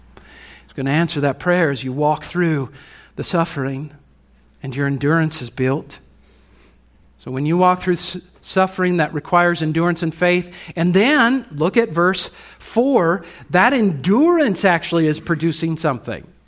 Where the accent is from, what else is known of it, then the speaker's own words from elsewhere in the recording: United States; As American Christians